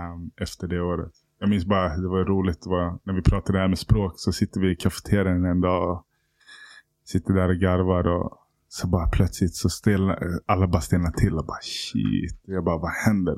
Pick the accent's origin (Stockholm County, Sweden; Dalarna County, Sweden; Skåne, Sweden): Stockholm County, Sweden; Stockholm; Jag växte upp i Hässelbygård mm. mina första år